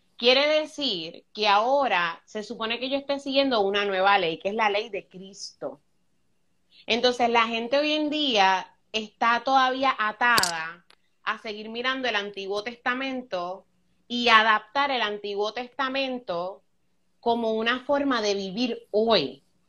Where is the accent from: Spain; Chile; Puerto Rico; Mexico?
Puerto Rico; Luquillo; also born or lived in Fajardo, Puerto Rico; Yo nací en Fajardo, Puerto Rico, y yo me crié en un barrio que se llama Juan Martín en Luquillo.